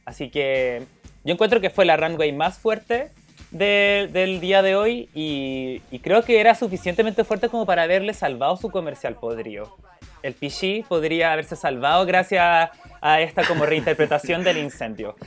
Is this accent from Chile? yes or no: yes; Chile; nosotras, que somos chilenas, que estamos en otro continente